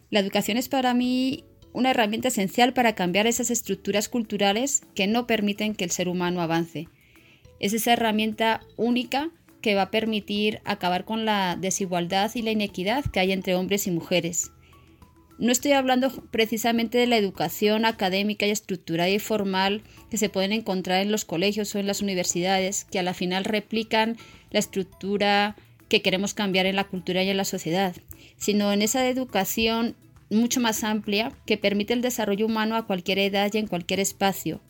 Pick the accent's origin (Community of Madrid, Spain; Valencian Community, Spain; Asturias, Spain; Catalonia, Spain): Community of Madrid, Spain; Madrid; moved away as an adult; now in Colombia; nací en Madrid, España, y llevo más de 25 años viviendo en Colombia